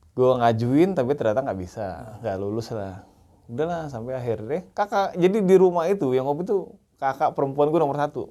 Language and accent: Indonesian; Palembang, South Sumatra, Indonesia; also born or lived in Cianjur; Asli bukan, asli orang Cianjur sih sebenarnya. Oh, Tapi okay. besar lahir dan besar di Palembang